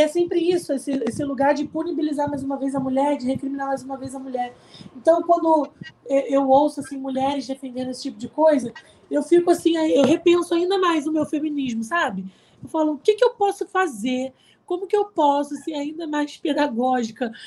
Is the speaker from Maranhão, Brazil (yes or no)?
no; Araruama, Rio de Janeiro, Brazil; na cidade onde eu nasci, em Araruama